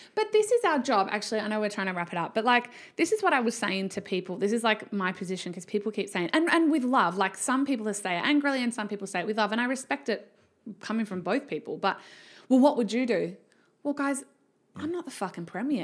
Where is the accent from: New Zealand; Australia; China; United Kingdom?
Australia; Victoria; moved away; also born or lived in Canberra / Western Australia; I was raised in Victoria